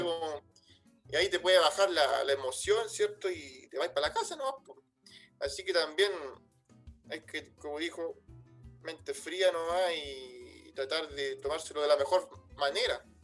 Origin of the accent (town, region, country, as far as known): Chile; moved away as an adult; now in France